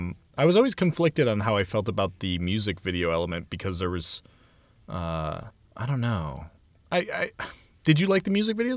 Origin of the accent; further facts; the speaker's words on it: Cleveland, Ohio, United States; we're from Cleveland